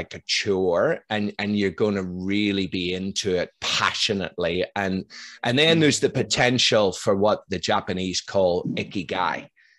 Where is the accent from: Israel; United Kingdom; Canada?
United Kingdom; Northern Ireland; now in Melbourne, Australia; I'm from Northern Ireland